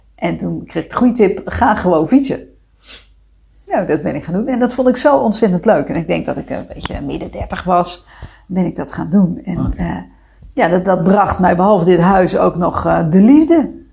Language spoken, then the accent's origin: Dutch; Rotterdam, South Holland, Netherlands; moved away; also born or lived in Amersfoort; Kom ik uit Rotterdam